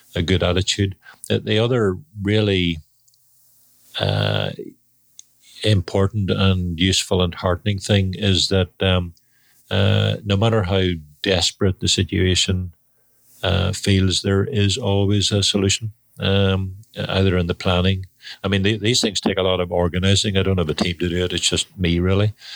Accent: Belfast, Northern Ireland, United Kingdom; Belfast in Northern Ireland

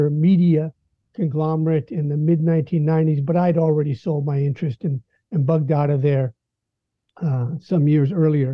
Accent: Mill Valley, California, United States; I grew up in Mill Valley, California

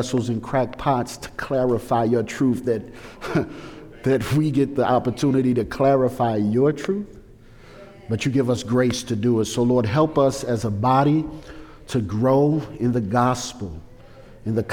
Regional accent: St. Louis, Missouri, United States; I grew up in St. Louis in a drug and gang culture of St. Louis.

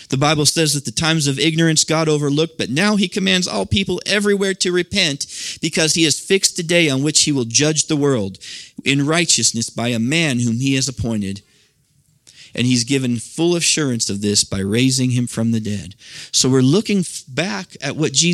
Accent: Nebraska, United States; I grew up in the Midwest, as most of you know, out in Nebraska

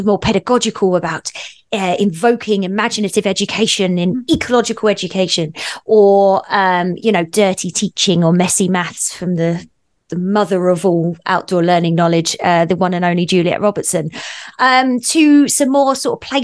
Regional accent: Essex, East of England, United Kingdom; moved away as an adult; also born or lived in Australia / New Zealand; now in Revelstoke, Canada; I grew up in England on the edge, the cusp of where London sort of dips out into the countryside in a place called Essex

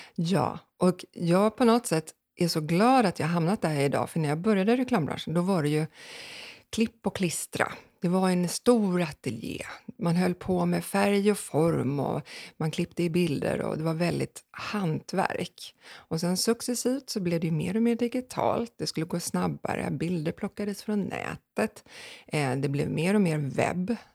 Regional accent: Sweden; Tre kvarter härifrån, det här huset, så um, växte jag upp

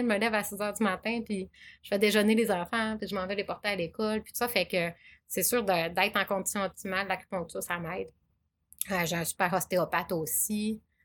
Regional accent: Chicoutimi, Quebec, Canada; je suis native de Chicoutimi

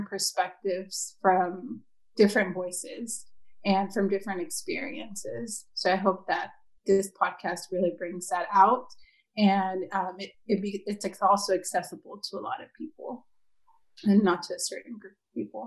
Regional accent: Eagle Pass, Texas, United States; moved away as an adult; also born or lived in San Antonio, Texas; now in Austin, United States; I'm originally from Eagle Pass, Texas, and it's in the border, the Mexico-Texas border. I was raised there

